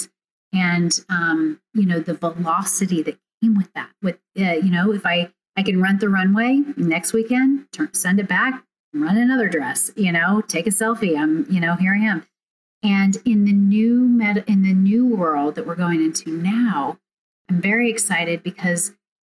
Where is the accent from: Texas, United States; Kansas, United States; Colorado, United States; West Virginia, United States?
Kansas, United States; Overland Park; the one I grew up in Overland Park, Kansas